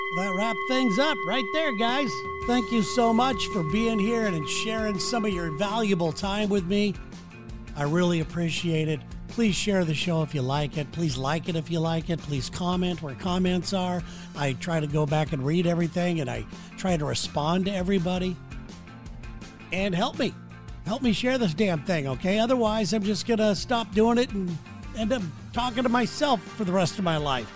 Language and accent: English; Santa Ana, California, United States; growing up in Santa Ana, California